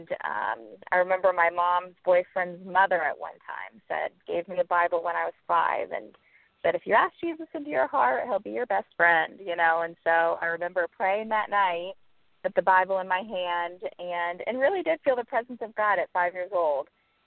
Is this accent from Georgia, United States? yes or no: no; Naples, Florida, United States; now in Miami, United States; I grew up in Naples, Florida